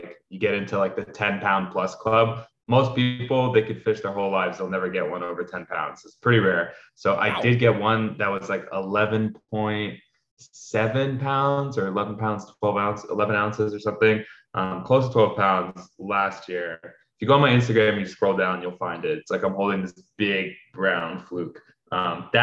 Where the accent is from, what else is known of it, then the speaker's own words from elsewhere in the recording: New York City, New York, United States; So I was born and raised in New York, New York City. So I grew up in Manhattan, on the Upper West Side of Manhattan